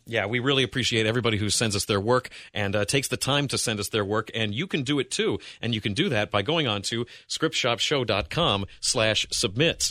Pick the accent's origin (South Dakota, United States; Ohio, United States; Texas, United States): Ohio, United States; Wellington; now in Cincinnati, United States; I grew up in Wellington, which is in Lorain County